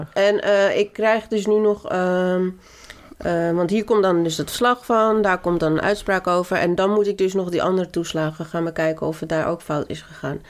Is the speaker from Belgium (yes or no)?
no; Colombia; now in Netherlands; ik als Colombiaanse vrouw